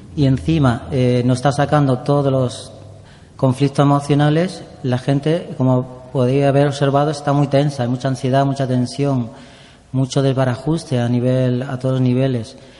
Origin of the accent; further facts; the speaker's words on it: Andújar, Andalusia, Spain; moved away as an adult; also born or lived in Valencia / Barcelona; now in Madrid, Spain; primero en mi pueblo, en Andújar